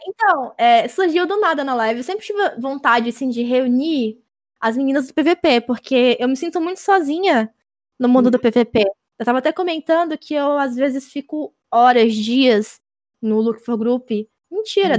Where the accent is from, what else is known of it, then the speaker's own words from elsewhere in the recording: interior of Bahia, Brazil; now in Salvador, Brazil; eu nasci é. cidade do interior da Bahia, uhum. mas eu moro em Salvador e. Então, sou de lá